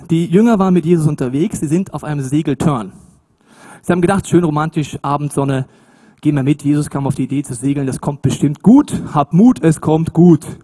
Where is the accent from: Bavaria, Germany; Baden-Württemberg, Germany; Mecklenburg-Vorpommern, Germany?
Bavaria, Germany; Munich; Ich komme aus München, ich kenne das nicht so.